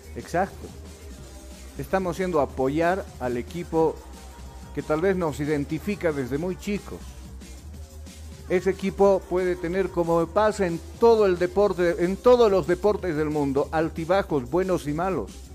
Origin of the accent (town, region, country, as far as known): Bolivia